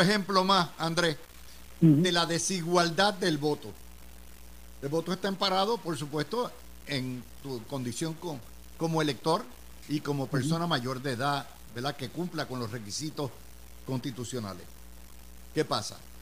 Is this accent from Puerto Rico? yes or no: yes; Puerto Rico; moved away as an adult; now in United States; nosotros los que vivimos en los estados y nacimos en Puerto Rico